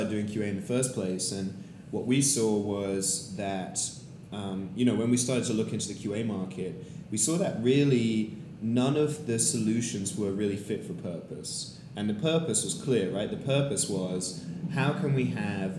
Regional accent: London, United Kingdom; moved away as an adult; now in San Francisco, United States; I am a founder from London

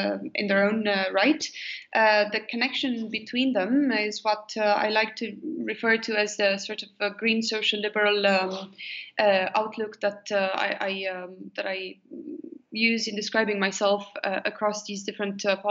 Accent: Romania; moved away as an adult; also born or lived in United States; I was born in Romania

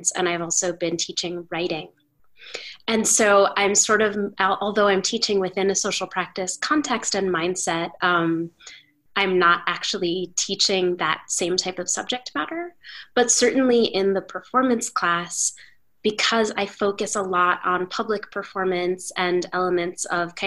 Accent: New York City, New York, United States; as a New Yorker

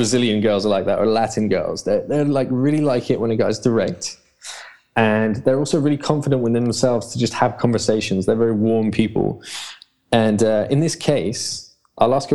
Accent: London, United Kingdom; I'm a Londoner. I've been brought up here all my life.

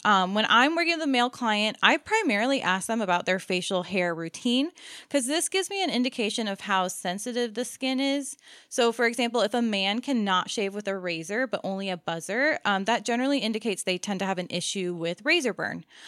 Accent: Maryland, United States; moved away; growing up in Maryland

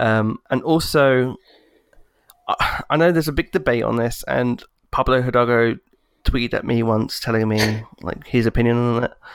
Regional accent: United Kingdom; I'm British

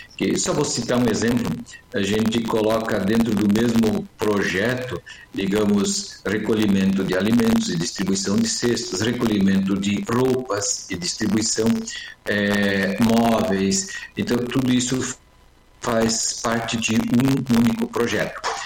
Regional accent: Missões, Rio Grande do Sul, Brazil; moved away as an adult; also born or lived in Capitão Leônidas Marques, Paraná / São Miguel do Oeste, Santa Catarina; now in Marechal Cândido Rondon, Brazil; eu sou gaúcho, mas eu atuo no Paraná já faz. É. é, eu nasci nas missões

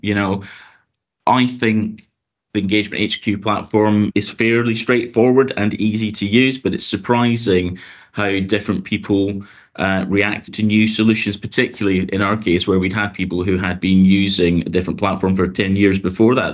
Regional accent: Glasgow, Scotland, United Kingdom; moved away as an adult; also born or lived in London; now in Hertfordshire, United Kingdom; you might have guessed from my accent, I'm originally from Glasgow in Scotland

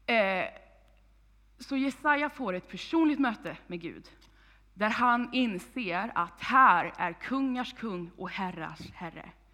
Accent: Vänersborg, Västra Götaland, Sweden; now in Tibro, Sweden; Jag kommer ursprungligen från Vargön, Vänersborg, men är ungdomspastor i den här församlingen

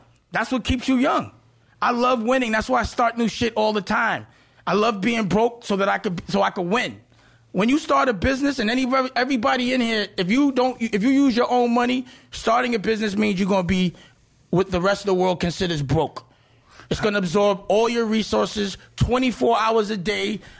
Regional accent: New York City, New York, United States; I'm from Harlem

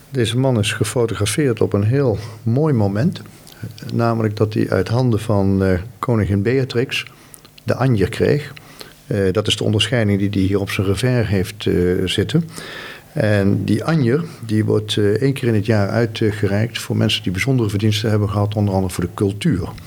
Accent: Uden, North Brabant, Netherlands; Maar het grootste gedeelte van mijn jeugd heb ik in Uden gewoond.

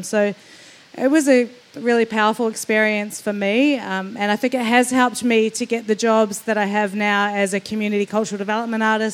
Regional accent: New Zealand; now in Melbourne, Australia; as a New Zealander

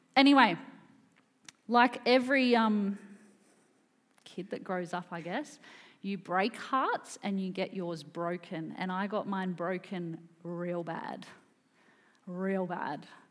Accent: Wesburn, Victoria, Australia; moved away as an adult; now in Queensland, Australia; this is sort of where I grew up in the Yarra Ranges.

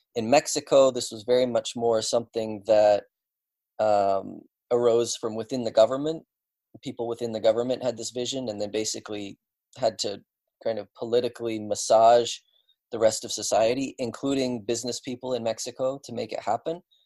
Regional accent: British Columbia, Canada; moved away; also born or lived in Sweden; in British Columbia, where uh, where I was born and grew up

